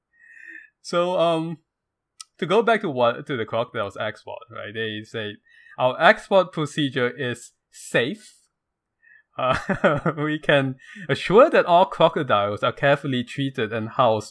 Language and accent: English; Malaysia; now in United States; I come from Malaysia